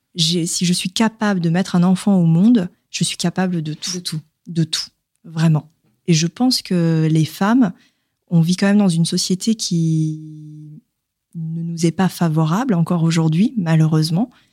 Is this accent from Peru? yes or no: no; the South, France; now in Paris, France; je suis originaire du Sud